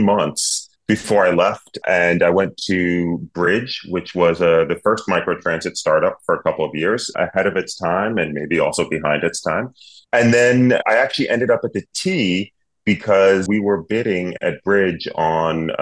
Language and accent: English; New York City, New York, United States; moved away as an adult; now in Cambridge, Massachusetts, United States; I was born and bred in New York City in Manhattan.